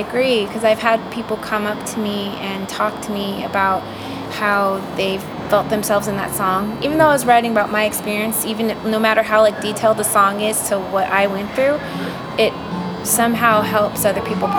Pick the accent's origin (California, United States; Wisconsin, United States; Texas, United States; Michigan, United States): California, United States; Los Angeles; Los Angeles.